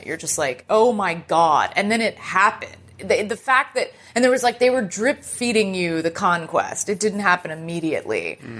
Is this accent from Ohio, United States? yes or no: no; Dallas, Texas, United States; In Dallas, Texas.